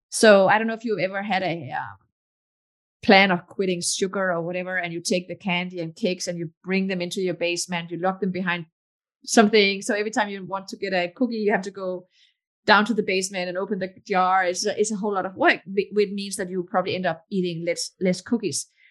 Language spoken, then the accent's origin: English; Denmark; English is a second language; moved away as an adult; also born or lived in Morocco / Texas; now in Palo Alto, United States; I was born in Morocco, but my parents moved away from Morocco when I was just a baby. And my mom is Danish, my dad Moroccan. And I got my citizenship when I was four. Um, but I grew up most of my life in Denmark.